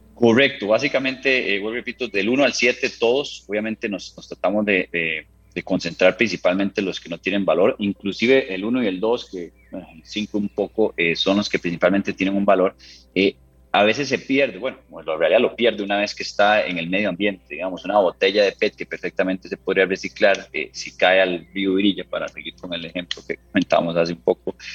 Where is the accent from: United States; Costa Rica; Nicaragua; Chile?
Costa Rica; como ticos orgullosos que somos